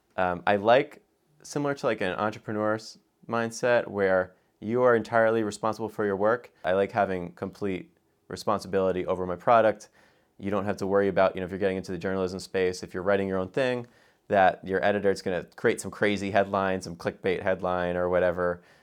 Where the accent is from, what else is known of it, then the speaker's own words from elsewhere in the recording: United States; an American